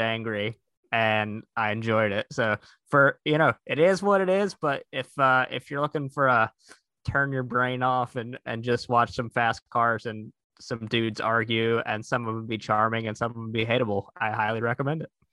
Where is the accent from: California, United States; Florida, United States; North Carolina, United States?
North Carolina, United States; growing up in North Carolina, I had a lot of exposure to NASCAR as a child